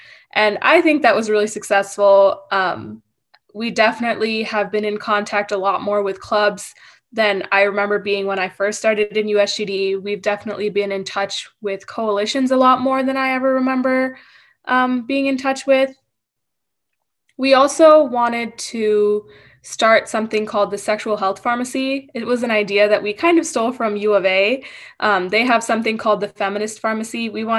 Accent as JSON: {"language": "English", "region": "Michigan", "country": "United States", "tie": "born there", "also_born_or_lived": "India / Arizona", "said": "So I was born in Michigan and then I lived in India for a few years. And then I came to Arizona"}